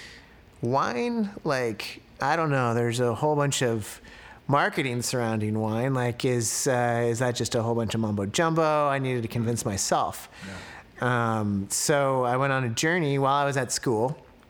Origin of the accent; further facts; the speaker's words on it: Santa Rosa, California, United States; also born or lived in San Diego / Davis / Napa; grew up in Santa Rosa, where my parents and my sisters and their family still live